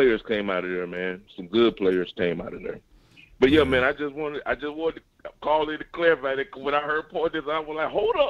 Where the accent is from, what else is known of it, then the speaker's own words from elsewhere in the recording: Moss Point, Mississippi, United States; I was born and raised in Moss Point.